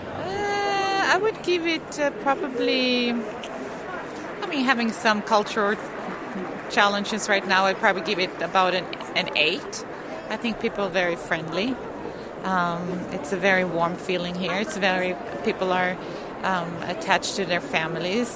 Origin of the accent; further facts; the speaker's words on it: Sweden; also born or lived in United States; now in Netherlands; I was born and raised in Sweden, but I've lived in America majority of my time